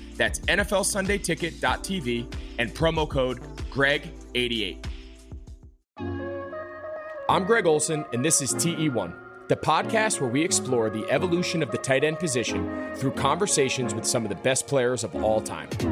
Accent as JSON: {"language": "English", "region": "outside New York City", "country": "United States", "tie": "born or raised there", "said": "I grew up in the Northeast. I grew up outside of New York City. in, like, a typical New York suburb"}